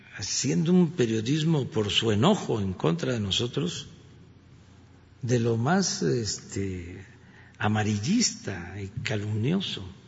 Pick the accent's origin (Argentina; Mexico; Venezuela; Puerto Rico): Mexico; Tabasco; soy tabasqueño y soy veracruzano, porque mi papá era de Veracruz